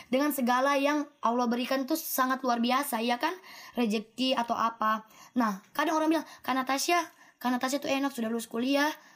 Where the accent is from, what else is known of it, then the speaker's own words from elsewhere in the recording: Nunukan, North Kalimantan, Indonesia; moved away; saya dari Nunukan